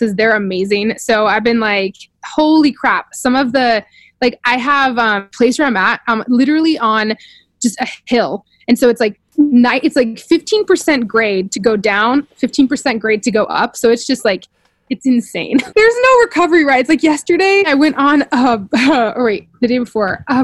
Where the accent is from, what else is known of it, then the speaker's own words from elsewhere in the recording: Fort Collins, Colorado, United States; moved away as an adult; also born or lived in Boulder, Colorado; now in France; I used to live in Boulder. I'm from Fort Collins.